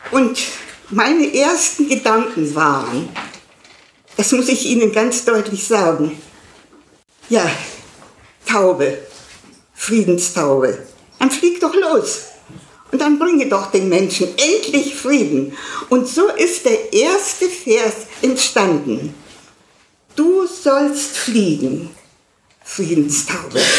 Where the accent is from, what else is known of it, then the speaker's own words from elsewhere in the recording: Silesian Voivodeship, Poland; born there; moved away; denn ich bin in Schlesien geboren und wir sind 45, also aus Schlesien weggetrieben worden.